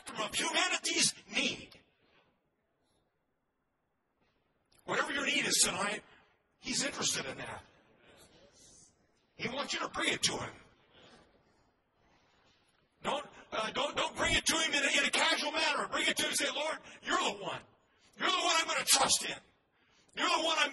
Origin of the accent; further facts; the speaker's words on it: United States; as an American, I love my country